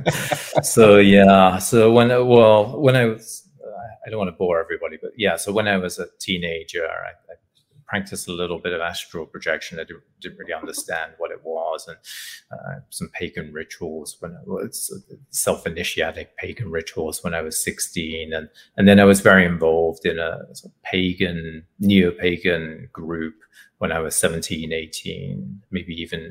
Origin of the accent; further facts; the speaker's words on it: England, United Kingdom; growing up in England